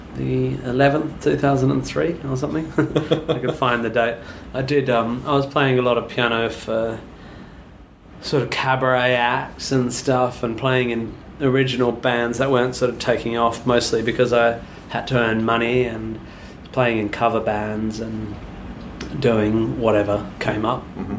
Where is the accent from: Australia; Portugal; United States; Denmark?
Australia; Perth, Western Australia; moved away as an adult; now in London, United Kingdom; I grew up near Swanbourne Beach